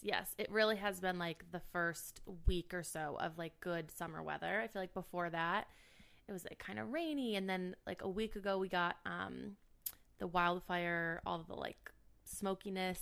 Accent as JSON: {"language": "English", "town": "Cleveland", "region": "Ohio", "country": "United States", "tie": "born or raised there", "also_born_or_lived": "Michigan / New York", "moved": "as an adult", "lives_now": "Chicago, United States", "said": "I grew up in the suburbs of Cleveland"}